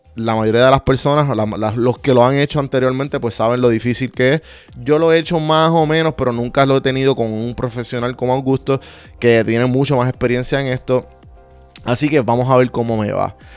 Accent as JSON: {"language": "Spanish", "country": "Puerto Rico", "tie": "born or raised there", "moved": "as an adult", "said": "yo me crié eh, en Puerto Rico"}